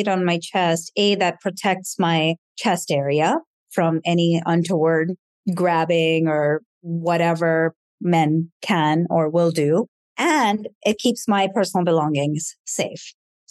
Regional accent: India; because I am from India. And in India, it's frowned upon to show your body in a way that's somewhat risque

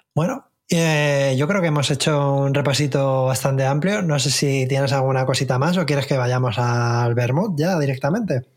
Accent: Spain; para mí como español

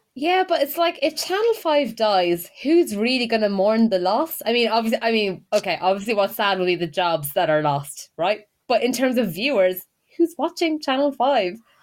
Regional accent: Ireland; accent: Irish; now in United Kingdom

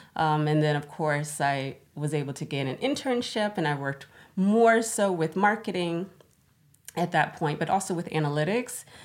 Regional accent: Florida, United States; moved away as an adult; now in Stockholm, Sweden; I'm originally from Florida. That's where I was born and raised

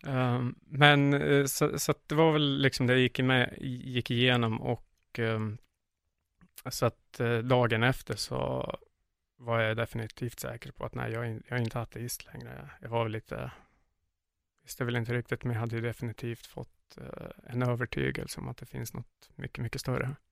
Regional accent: Sundsvall, Västernorrland County, Sweden; moved away as an adult; now in Iquitos, Peru; jag är född och uppvuxen i Sundsvall

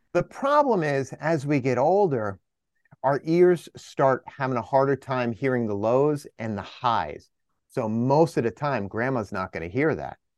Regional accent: New Jersey, United States; up here in the Northeast, I'm from Jersey

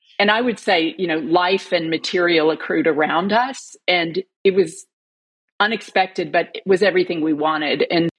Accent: United States; moved away as an adult; now in Melbourne, Australia; By my voice, you can tell that I'm not Australian, but I am. I'm an American who married an Australian who has become an Australian citizen living in Melbourne.

